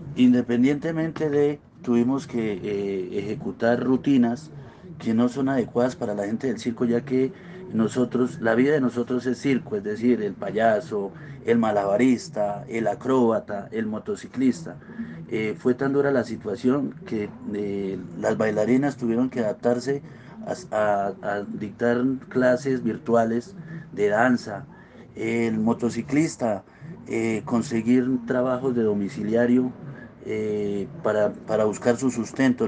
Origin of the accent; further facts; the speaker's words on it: Corrales, Boyacá, Colombia; soy un empresario boyacense, nacido en el municipio de Corrales